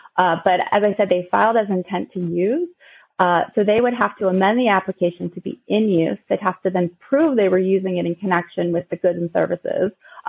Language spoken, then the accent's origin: English; Baltimore, Maryland, United States; Yes, I'm from Baltimore.